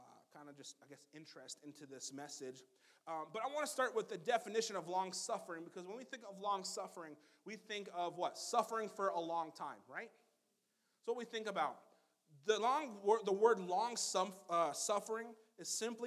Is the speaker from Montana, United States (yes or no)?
yes; Montana, United States; also born or lived in Black Hills, South Dakota; I grew up in the Black Hills just for a little bit, and the rest of my time in Montana